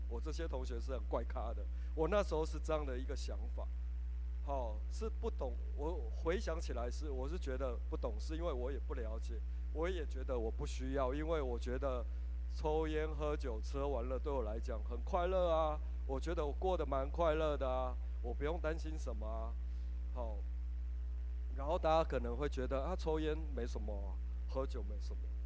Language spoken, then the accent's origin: Chinese; Hengchun, Pingtung County, Taiwan; 我是来自屏东恒春